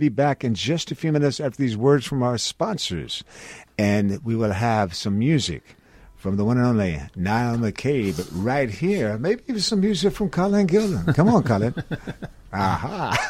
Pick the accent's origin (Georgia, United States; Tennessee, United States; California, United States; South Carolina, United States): Tennessee, United States; Nashville; I grew up in Nashville